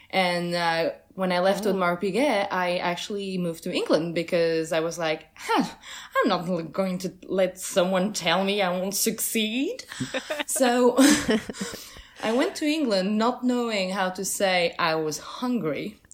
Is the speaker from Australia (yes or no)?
no; Switzerland; English is a second language; also born or lived in Portugal; now in New York City, United States; I was born in Portugal and moved to Switzerland when I was 4 years old.